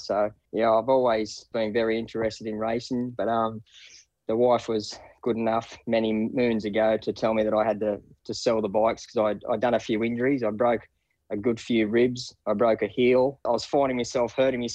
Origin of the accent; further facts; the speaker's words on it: Wingham, New South Wales, Australia; I grew up in a little town called Wingham. It's on the mid-north coast, just west, probably about 13 kilometres west of Taree.